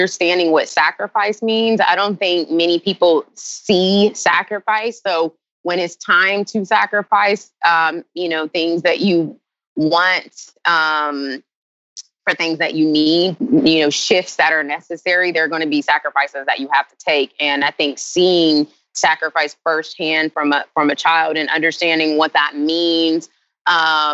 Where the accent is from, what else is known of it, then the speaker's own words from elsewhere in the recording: Charlotte, North Carolina, United States; moved away as an adult; also born or lived in Greensboro, North Carolina; born and raised 704. Like original. You know, there's nobody from Charlotte anymore. Really, I am from Charlotte.